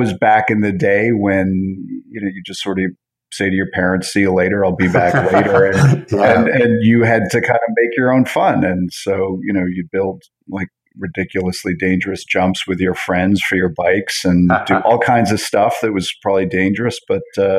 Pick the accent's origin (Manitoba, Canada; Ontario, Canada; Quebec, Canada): Quebec, Canada; Montreal; also born or lived in New York / Toronto; So I was born in Montreal and sort of border hop between Canada and the U.S. every 5 years. Montreal, then New York, then back to Montreal, went to college in Toronto.